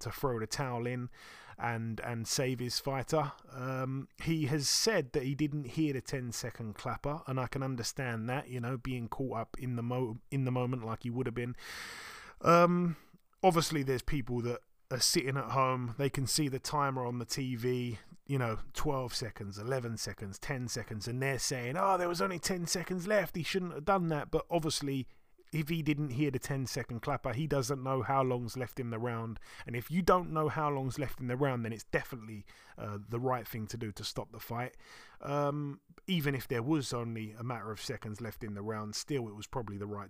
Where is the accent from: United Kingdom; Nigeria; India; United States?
United Kingdom; being a Brit